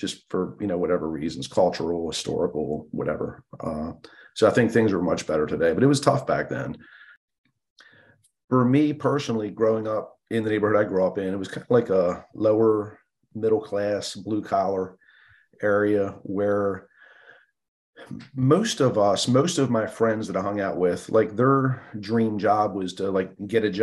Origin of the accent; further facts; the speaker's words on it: Baltimore, Maryland, United States; I grew up in Baltimore City